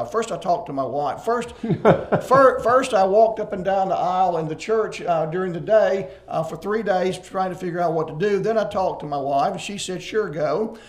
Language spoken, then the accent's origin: English; Corinth, Mississippi, United States; moved away as an adult; now in Odessa, Ukraine; I'm from Corinth, from Biggersville, grew up here, and went to church here. My parents are members at Walden Street Christian Church, but I grew up at the Salem Christian Church before that.